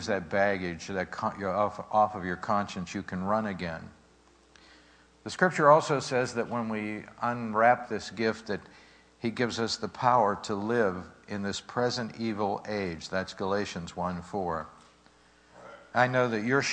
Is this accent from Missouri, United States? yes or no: no; Pittsburgh, Pennsylvania, United States; We're growing up in Pittsburgh, and our parents didn't have anything